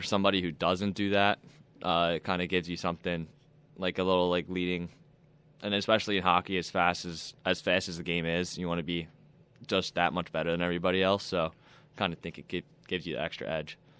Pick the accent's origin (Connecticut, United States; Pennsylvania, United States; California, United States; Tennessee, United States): Pennsylvania, United States; Philadelphia; moved away as an adult; also born or lived in Texas; now in Buffalo, United States; I played for the E H L back at my hometown for Philly